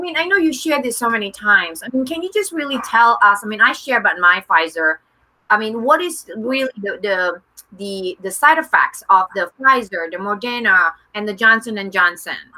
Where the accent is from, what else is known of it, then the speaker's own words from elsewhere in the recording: Jakarta, Indonesia; I was born in Jakarta